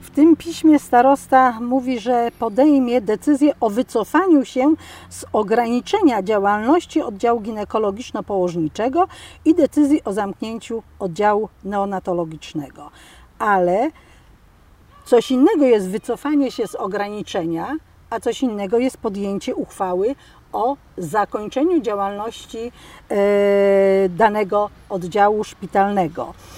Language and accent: Polish; Milicz, Lower Silesian Voivodeship, Poland; jestem rodowitą Miliczanką